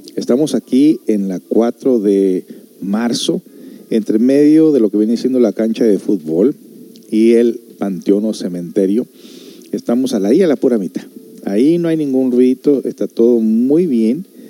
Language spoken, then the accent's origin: Spanish; United States; moved away; yo soy de Estados Unidos